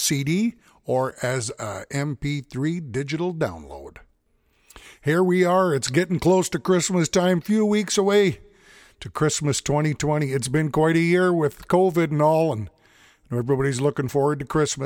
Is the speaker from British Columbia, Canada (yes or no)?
no; St. Paul, Alberta, Canada; I'm a fiddler from St. Paul, Alberta, Canada